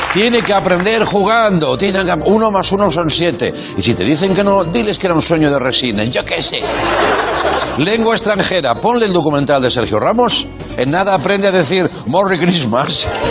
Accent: Catalonia, Spain; ser catalán

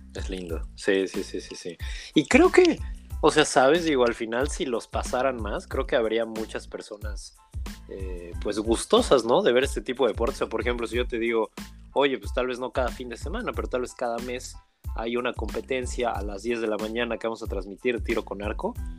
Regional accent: Mexico; como buenos mexicanos

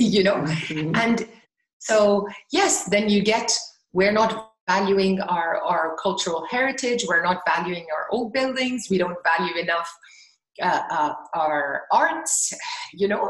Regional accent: Ghana; in Ghana actually growing up was that in so many Ghanaian families

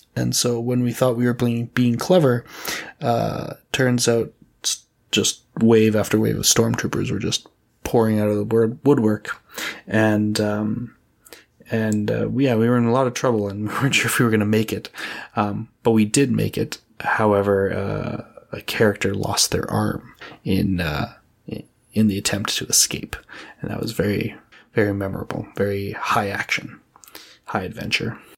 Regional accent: Edmonton, Alberta, Canada; I'm from Edmonton, Alberta, Canada.

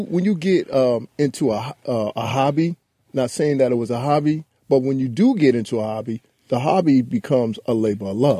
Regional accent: New York City, New York, United States; also born or lived in Brooklyn; I was from Queens

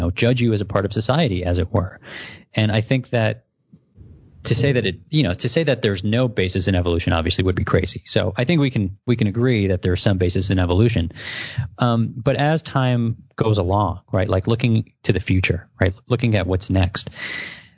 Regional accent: New York, United States; I'm a New Yorker

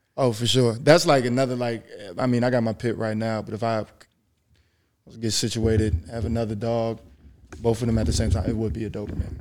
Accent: Philadelphia, Pennsylvania, United States; moved away as an adult; my family, we're from Philly

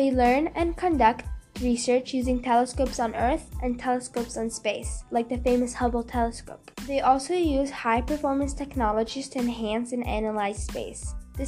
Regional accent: Canada; I'm a Canadian scientist.

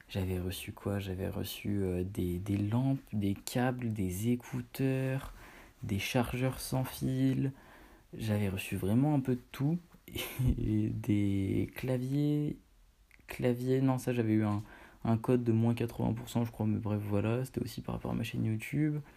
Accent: Portugal; j'ai fait le Portugal, étant donné que je suis portugais, euh, j'ai fait pas mal d'été au Portugal.

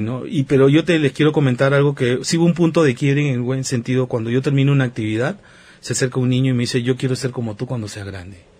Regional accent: Peru; soy peruano, por el lado de mi mamá tengo la ascendencia de Okinawa, Japón

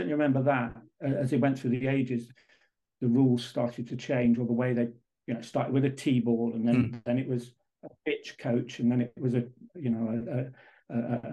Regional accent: Lincolnshire, East Midlands, United Kingdom; moved away as an adult; also born or lived in London; now in Netherlands; I born and raised in Lincolnshire in England and studied a bit in London and worked there for a while before moving to the Netherlands, about 25 years ago

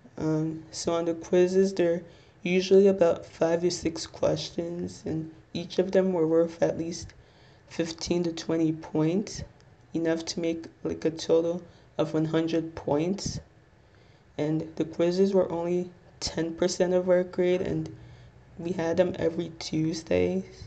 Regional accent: Little Ferry, New Jersey, United States; I'm 22, and I'm from Little Ferry, New Jersey

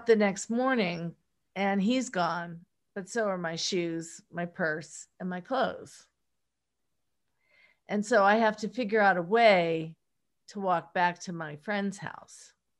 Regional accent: Pittsburgh, Pennsylvania, United States; accent: Pittsburgh; Well, I had a Pittsburgh accent at the time. And I don't know if you're familiar with that, but it's very colloquial.

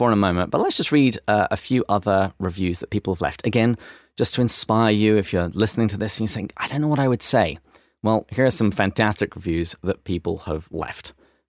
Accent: Australia; accent: Australian; I hate it when people try and mimic my accent, so I'm just going to pay this forward.

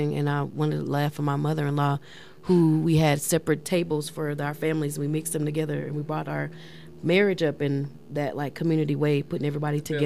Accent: Louisiana, United States; now in Colorado Springs, United States; I'm from Louisiana

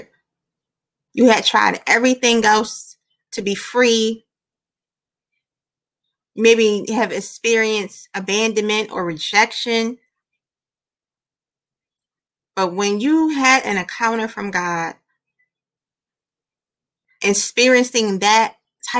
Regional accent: Philadelphia, Pennsylvania, United States; moved away as an adult; also born or lived in Georgia; I was born and raised in Philly

